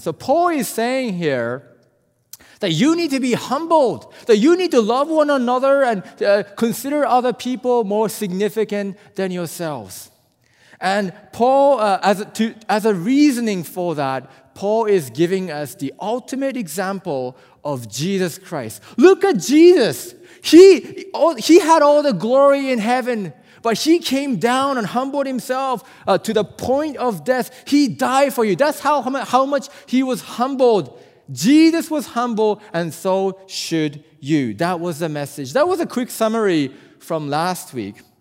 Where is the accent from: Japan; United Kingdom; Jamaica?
Japan; also born or lived in South Korea; I'm from Japan, and, uh, you know, Japanese people